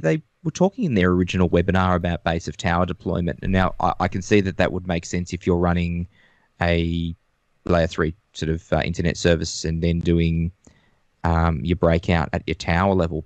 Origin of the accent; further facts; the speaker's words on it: Melbourne, Victoria, Australia; from Melbourne, Australia, although my background is showing I'm in the outback of Australia at the moment